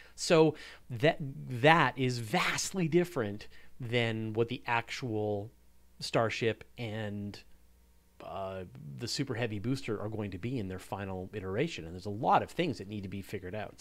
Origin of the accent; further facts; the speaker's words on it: Canada; I'm very proud of what we do here in Canada